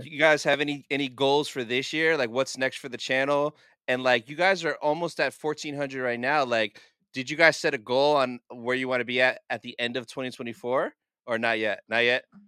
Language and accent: English; United States; I'm an American guy in a foreign country in Europe